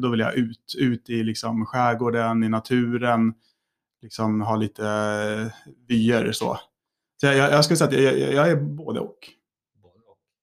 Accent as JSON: {"language": "Swedish", "town": "Älmsta", "region": "Stockholm County", "country": "Sweden", "tie": "born or raised there", "said": "när jag var yngre, så när jag var i Älmstad så kände jag mig nog väldigt mycket som kanske en stockholmare"}